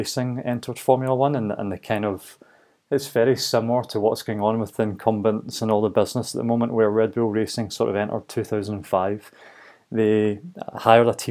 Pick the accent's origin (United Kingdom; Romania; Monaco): United Kingdom; Glasgow, Scotland; growing up in Glasgow